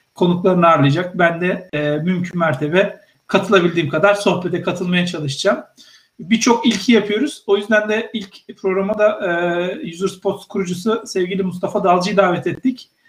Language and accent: Turkish; Samsun, Turkey